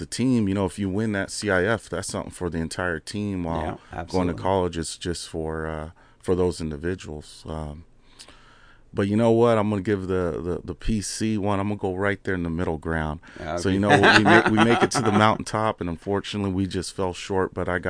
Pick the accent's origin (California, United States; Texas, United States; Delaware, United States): California, United States; We're from California. You got to go with In-N-Out.